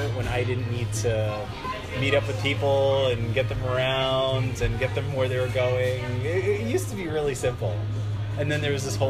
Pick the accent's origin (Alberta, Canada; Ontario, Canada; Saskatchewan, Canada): Ontario, Canada; Toronto; my hometown of Toronto, Canada. I am in the west side of the city this time.